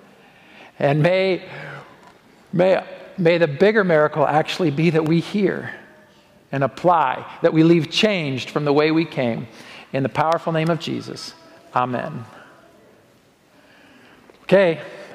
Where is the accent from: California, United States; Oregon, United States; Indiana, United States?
Oregon, United States; now in Colorado, United States; my home state of Oregon